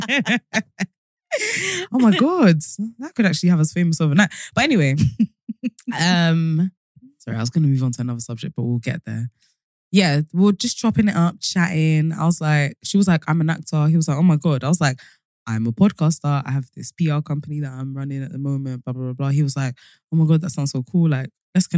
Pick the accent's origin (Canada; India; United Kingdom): United Kingdom; London; is in London, in my hometown